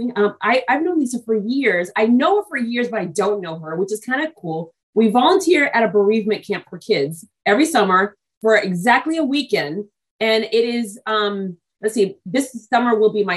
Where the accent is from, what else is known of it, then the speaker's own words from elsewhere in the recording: New England, United States; also born or lived in Brooklyn, New York / Texas / Australia / Ireland; I was born in Brooklyn, New York, but I was raised in New England.